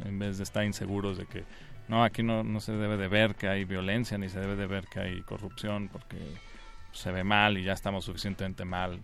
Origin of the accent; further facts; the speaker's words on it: Guanajuato, Mexico; yo crecí ahí en Guanajuato